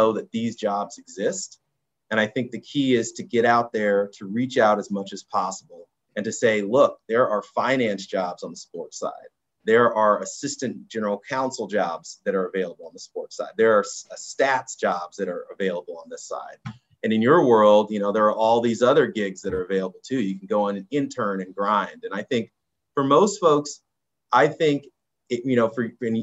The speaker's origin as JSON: {"language": "English", "area": "Orange County", "region": "California", "country": "United States", "tie": "born or raised there", "moved": "yes", "said": "I grew up in Orange County, California"}